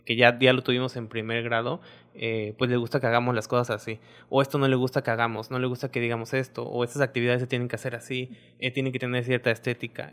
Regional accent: Misantla, Veracruz, Mexico; moved away as an adult; now in Isla, Mexico; yo soy de Misantla.

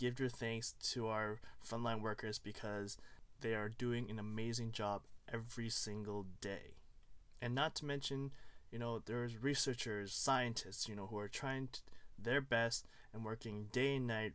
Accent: Toronto, Ontario, Canada; also born or lived in Hong Kong; I was born in Hong Kong, came here when I was 2, and I've been living in Toronto ever since

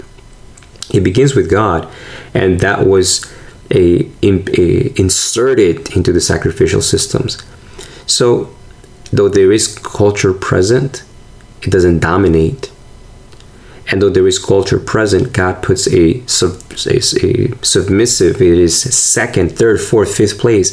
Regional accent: Argentina; now in United States; I'm from Argentina

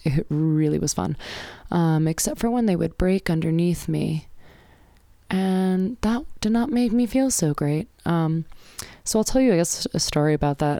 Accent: United States; I'm an American

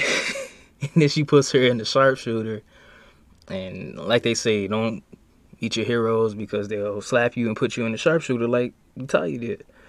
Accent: East Chicago, Indiana, United States; I'm from East Chicago

